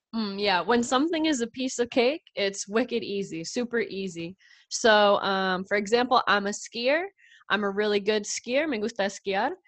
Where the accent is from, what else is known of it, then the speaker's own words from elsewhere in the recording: New England, United States; being from New England, the northeastern part of the United States, we have the four seasons